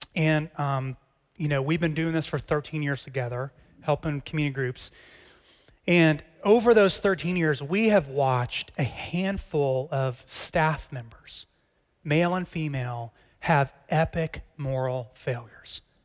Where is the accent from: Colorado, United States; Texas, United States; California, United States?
Texas, United States; As a Texan